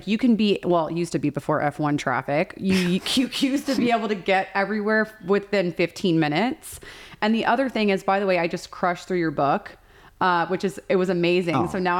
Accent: Texas, United States; I've lived here for 12 years and I'm from Texas.

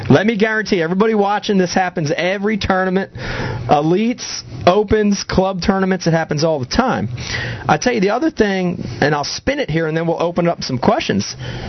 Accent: Northeast, United States; That's just the nature, you know, of, I think, growing up in the Northeast.

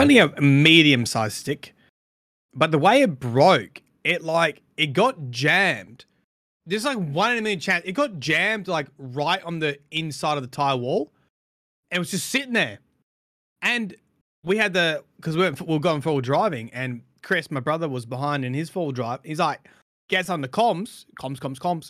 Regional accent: Australia; we're we're Australian

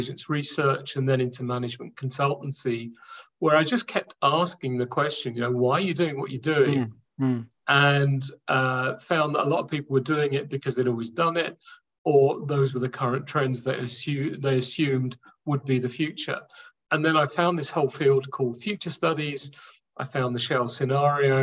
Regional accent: London, United Kingdom; born and raised in London

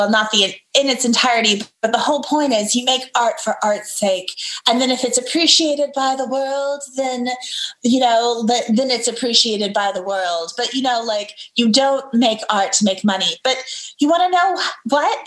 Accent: Dallas, Texas, United States; also born or lived in Murano, Italy / Seville, Spain / Washington, D.C. / North Carolina; now in Dallas, United States; I grew up in the South, in the States, right? I grew up in Texas

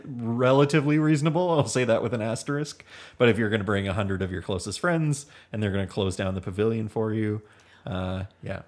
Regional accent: Hamilton, Ontario, Canada; We are from Hamilton, Ontario

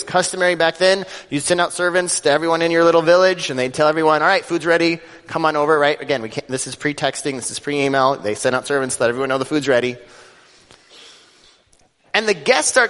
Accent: Denver, Colorado, United States; growing up in Denver, Colorado

